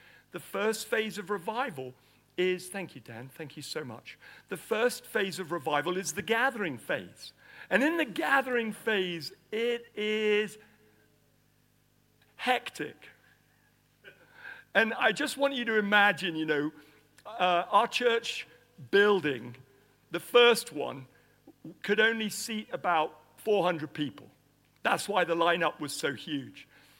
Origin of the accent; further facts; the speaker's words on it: Nigeria; You know, I grew up in Nigeria. I was born in Nigeria.